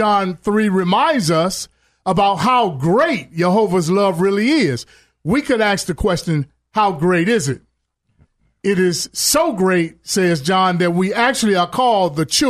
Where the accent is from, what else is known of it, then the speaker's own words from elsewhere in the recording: Chicago, Illinois, United States; I remember growing up in Chicago. You know, I had a background that I was raised in a good neighborhood. However, I chose to go hang in the projects.